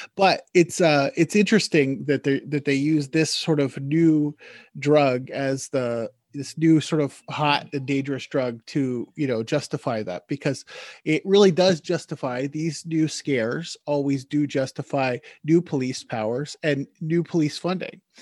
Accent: United States; moved away as an adult; now in Newfoundland, Canada; I'm an American living in Canada. I'm living in Newfoundland

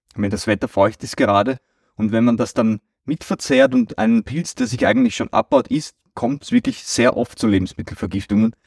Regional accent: Austria; bei uns in Österreich

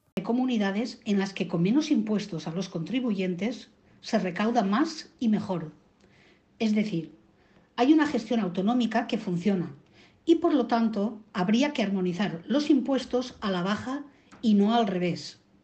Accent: Spain; como ciudadano español

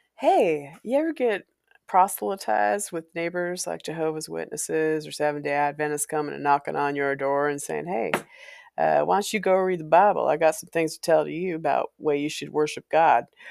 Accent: Walla Walla, Washington, United States; moved away as an adult; I came from Walla Walla.

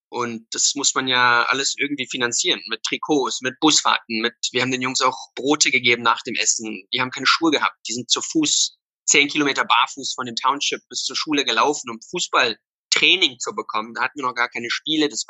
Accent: Somerset West, Western Cape, South Africa; moved away as an adult; also born or lived in Berlin; Ähm, hier in Somerset West, wo Young Bafana jetzt auch ist, ist mein Zuhause. Hier bin ich geboren, hier bin ich aufgewachsen und bin dann mit 18 nach Berlin.

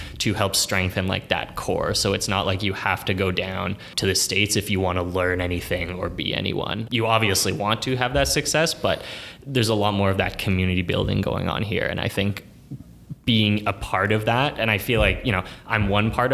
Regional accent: Toronto, Ontario, Canada; born and raised in the East End, went to high school in Scarborough, now downtown

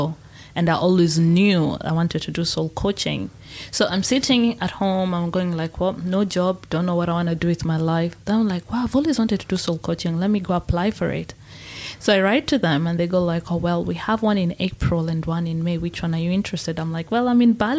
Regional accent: Kenya; So Mount Kenya is where I was born

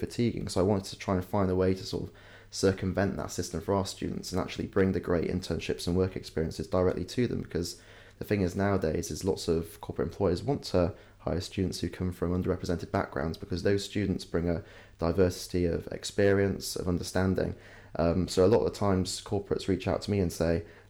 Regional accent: Yorkshire and the Humber, United Kingdom; moved away as an adult; When I was growing up in West Yorkshire

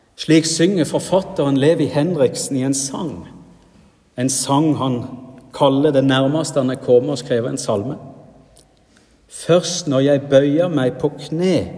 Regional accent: Rogaland, Norway; now in Sunnmøre, Norway; Hjemme i Rogaland

